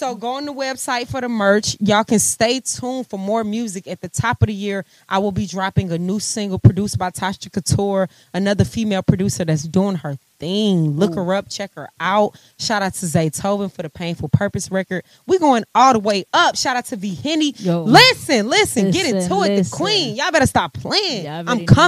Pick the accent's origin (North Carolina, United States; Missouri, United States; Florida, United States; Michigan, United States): Missouri, United States; St. Louis; now in Atlanta, United States; St. Louis, my hometown